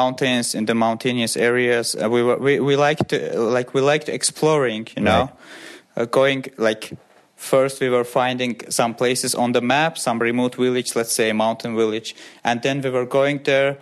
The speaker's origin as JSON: {"language": "English", "town": "Baku", "country": "Azerbaijan", "tie": "born or raised there", "said": "I'm from Baku. I was born in Baku and grew up in Baku."}